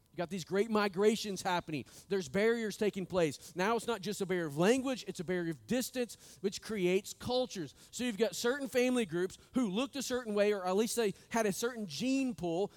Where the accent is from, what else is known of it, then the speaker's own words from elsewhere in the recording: Northwest Arkansas, United States; I was born and raised in Northwest Arkansas.